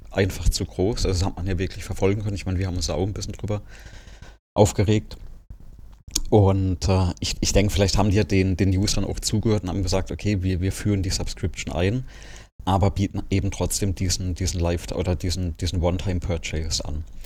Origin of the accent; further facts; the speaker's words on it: Germany; bei uns in Deutschland